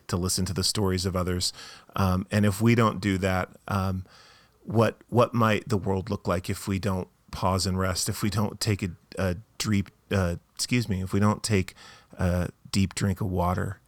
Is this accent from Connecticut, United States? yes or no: no; Tucson, Arizona, United States; moved away as an adult; also born or lived in Boston, Massachusetts; we're from Tucson, Arizona. We lived for a while in Boston, Massachusetts